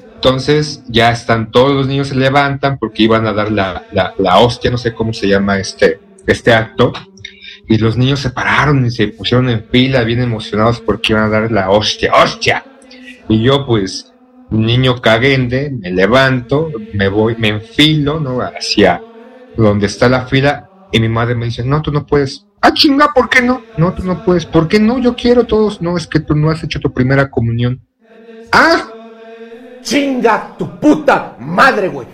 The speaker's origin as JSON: {"language": "Spanish", "country": "Mexico", "said": "somos mexicanos, vivimos o crecimos en un entorno catolicista"}